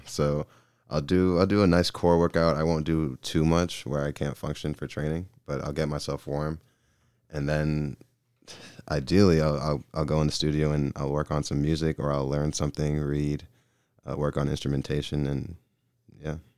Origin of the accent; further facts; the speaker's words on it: Gwinnett County, Georgia, United States; moved away; I'm from Gwinnett County, Georgia